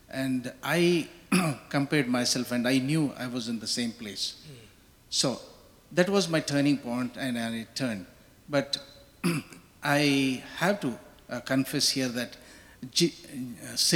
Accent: India; moved away

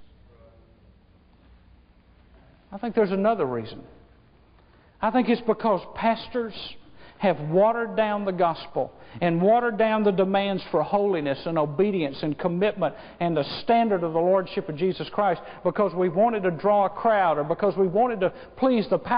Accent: United States; I was born in America.

